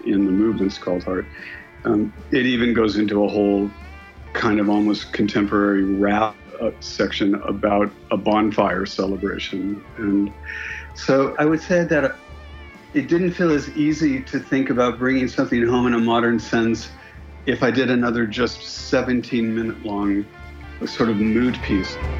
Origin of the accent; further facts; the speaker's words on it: Los Angeles, California, United States; moved away; also born or lived in London; I grew up in Los Angeles